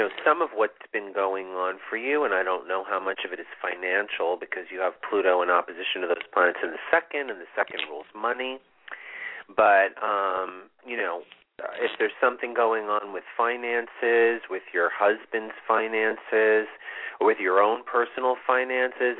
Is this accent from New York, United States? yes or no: yes; New York City, New York, United States; I was born in Manhattan